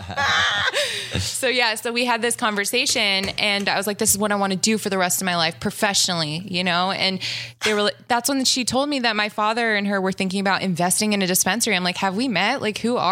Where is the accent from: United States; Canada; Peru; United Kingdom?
United States; Las Vegas, Nevada; I was born and raised in Las Vegas, Nevada.